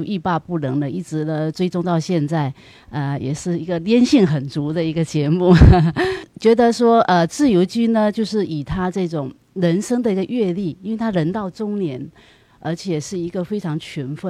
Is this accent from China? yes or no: yes; Fujian, China; moved away as an adult; now in Los Angeles, United States; 我是来自福建，